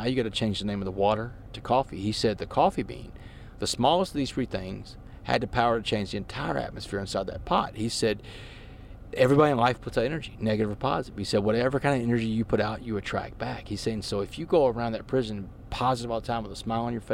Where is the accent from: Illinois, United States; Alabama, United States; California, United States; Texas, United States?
Texas, United States; Port Arthur; moved away as an adult; also born or lived in Washington, D.C.; I grew up in Port Arthur, man. I grew up playing street basketball on the west side